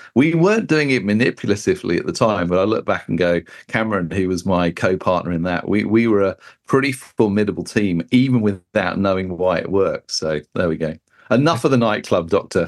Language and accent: English; United Kingdom; as a Brit